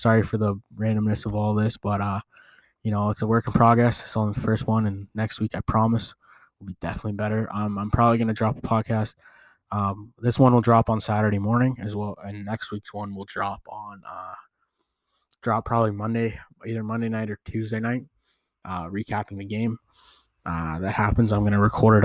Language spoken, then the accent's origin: English; Canada; I am Canadian